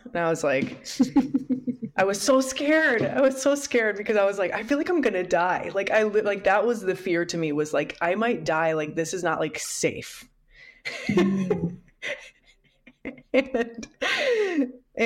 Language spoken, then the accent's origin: English; Midwest, United States; I grew up in the Midwest